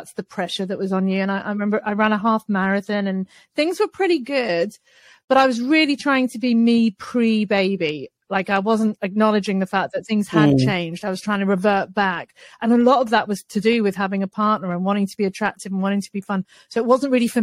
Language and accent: English; United Kingdom; I'm British